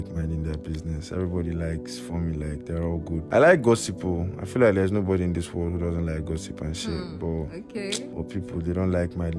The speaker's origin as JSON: {"language": "English", "region": "Enugu State", "country": "Nigeria", "said": "I'm from Enugu State"}